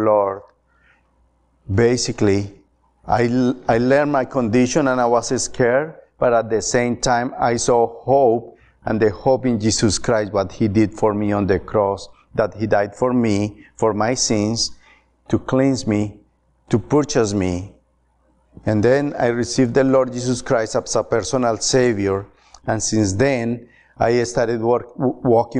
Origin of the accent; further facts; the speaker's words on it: Colombia; also born or lived in Atlanta, Georgia; now in Ohio, United States; I'm from Colombia, and I grew up in a Catholic home